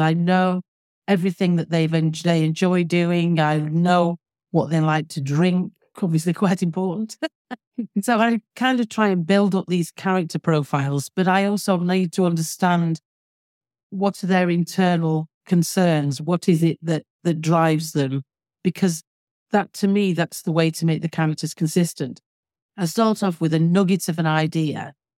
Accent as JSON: {"language": "English", "town": "Manchester", "region": "North West England", "country": "United Kingdom", "tie": "born or raised there", "moved": "yes", "lives_now": "Alderney, Guernsey", "said": "based around Manchester, because that's where I was born and brought up, as you can probably tell from my accent."}